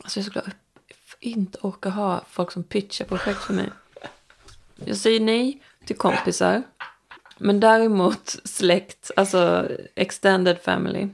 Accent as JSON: {"language": "Swedish", "town": "Stockholm", "region": "Stockholm County", "country": "Sweden", "tie": "born or raised there", "moved": "yes"}